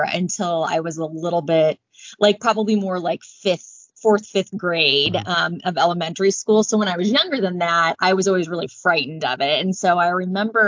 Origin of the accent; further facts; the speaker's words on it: Lee's Summit, Missouri, United States; also born or lived in Warrensburg, Missouri; I grew up in Lee Summit, Missouri